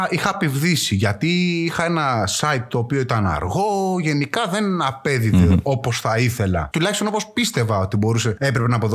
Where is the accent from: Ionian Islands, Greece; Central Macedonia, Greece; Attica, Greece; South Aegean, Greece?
Central Macedonia, Greece; Kilkis; κάνω αυτό, αυτό και αυτό. Είμαι από το Κυλκή, ο παλαιό Έλενα, αυτό εδώ είναι από το χωριό να από σένα δίπλα.